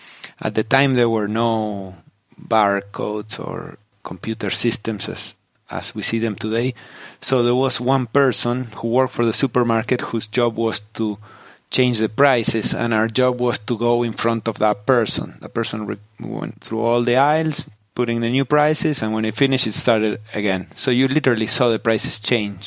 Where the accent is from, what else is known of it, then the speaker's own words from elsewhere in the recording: Patagonia, Argentina; moved away; also born or lived in Silicon Valley; I grew up in Patagonia in southern Argentina